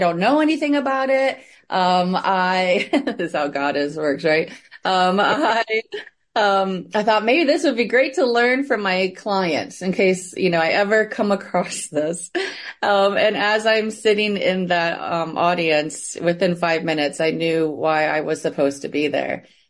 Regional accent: Midwest, United States; also born or lived in Indiana / Michigan / Connecticut; now in Columbus, United States; I was raised in the Midwest, United States, so I currently live in Columbus, Ohio. But I've been all around, you know, Ohio, Indiana, Michigan, even Connecticut.

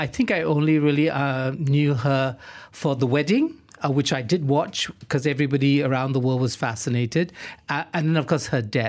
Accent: Singapore; also born or lived in Johor Bahru, Malaysia; now in Malaysia; I grew up in Singapore. I spent my teenage years in Singapore.

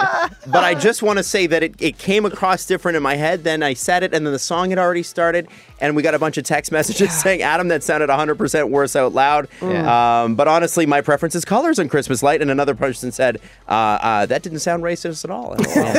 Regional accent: Toronto, Ontario, Canada; I grew up in Scarborough, right at Port Union and Lawrence area

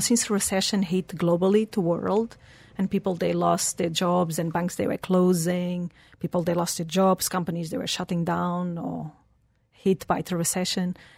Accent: Portugal; English is a second language; moved away as an adult; also born or lived in Switzerland / England; now in Dubai, United Arab Emirates; I was born in Portugal

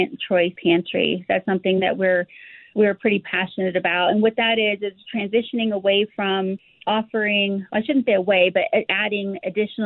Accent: Colorado, United States; Ford, Colorado. I grew up in a low-income community

